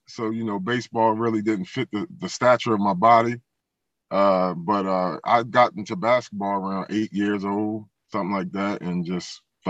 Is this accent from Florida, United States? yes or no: no; Philadelphia, Pennsylvania, United States; Well, I'm, you know, born and raised in Philadelphia, Pennsylvania.